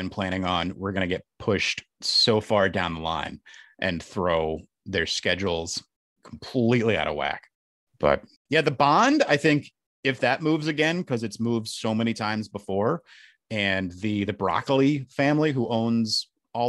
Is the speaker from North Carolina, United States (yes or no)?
yes; Charlotte, North Carolina, United States; I was just born and raised in Charlotte, North Carolina